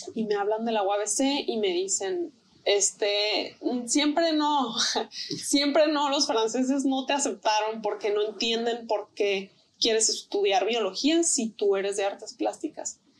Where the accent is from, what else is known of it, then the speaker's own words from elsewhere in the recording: Tijuana, Baja California, Mexico; also born or lived in Mexico City; yo también soy de la Ciudad de México. Y este, cuando yo tenía tres años de edad, fue cuando nos vinimos a, vivir a, Tijuana